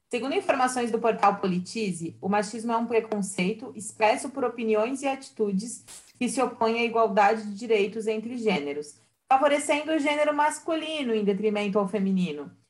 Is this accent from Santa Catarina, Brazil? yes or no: yes; Santa Catarina, Brazil; sou de Santa Catarina, noiva, 30 anos, mulher.